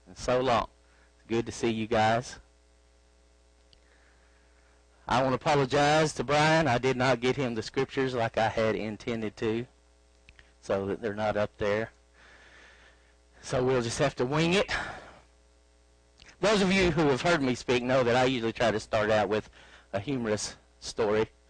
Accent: Arkansas, United States; You can tell I'm from Arkansas by my accent

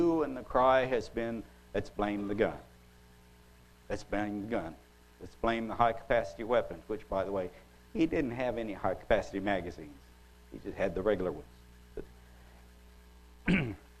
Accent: Oklahoma, United States; I'm from Oklahoma

